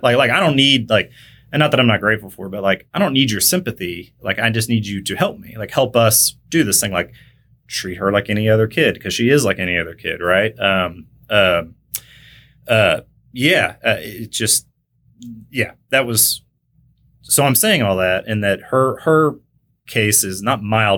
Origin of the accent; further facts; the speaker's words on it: McKinney, Texas, United States; also born or lived in Kansas; originally from Kansas, grew up in North Dallas, which wasn't really North Dallas back then, it was McKinney. Uh, Texas